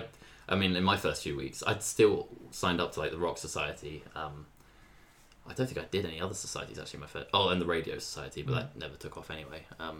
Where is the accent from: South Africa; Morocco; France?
France; moved away as an adult; now in United Kingdom; I grew up in France, so I went to school from the age of 6 to 18 in France and did my baccalaureate there. And also went to university in France for about 3 months.